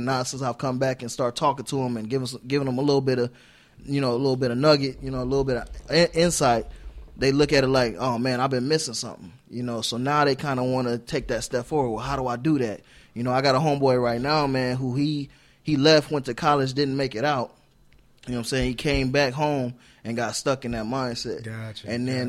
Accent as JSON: {"language": "English", "town": "South Bend", "region": "Indiana", "country": "United States", "also_born_or_lived": "Arizona", "moved": "as an adult", "said": "I'm from South Bend"}